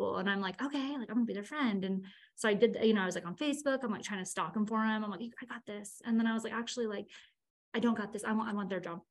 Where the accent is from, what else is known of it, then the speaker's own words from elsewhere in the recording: Northern California, United States; moved away as an adult; now in Utah, United States; I'm from Northern California